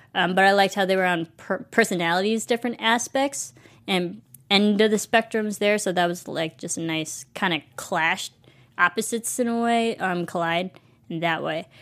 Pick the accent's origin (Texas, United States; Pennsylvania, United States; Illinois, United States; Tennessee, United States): Illinois, United States; we're both from Illinois